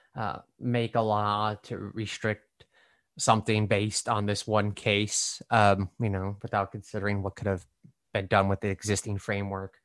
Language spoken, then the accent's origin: English; Nebraska, United States; born or raised there; also born or lived in Brooklyn, New York; now in New York City, United States